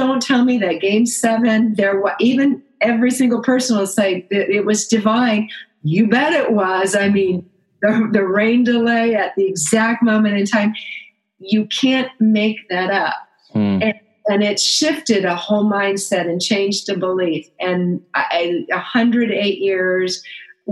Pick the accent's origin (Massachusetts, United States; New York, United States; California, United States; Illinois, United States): Illinois, United States; Chicago; moved away; also born or lived in Phoenix area; I was born in Chicago